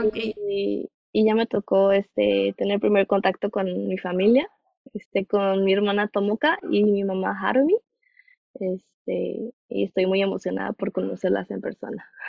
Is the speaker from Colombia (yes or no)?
no; Mexico; de donde yo soy, este, no suele ser muy frío nuestro invierno